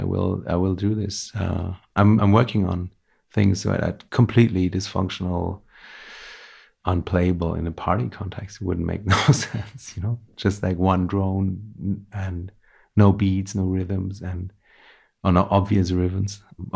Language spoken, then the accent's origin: English; Vienna, Austria; English is a second language; moved away as an adult; now in Berlin, Germany; And yeah, wasn't my plan actually when I came from Vienna.